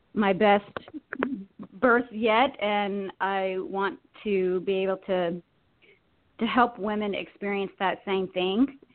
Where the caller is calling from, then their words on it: Virginia, United States; I'm calling from Virginia